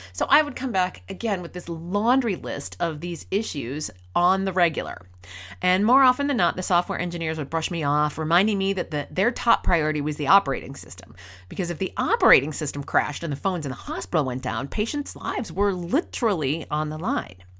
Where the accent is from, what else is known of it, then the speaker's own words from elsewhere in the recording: rural Minnesota, United States; moved away as an adult; also born or lived in Boston; I was born and raised in Minnesota, in rural Minnesota. I grew up on a lake out in the country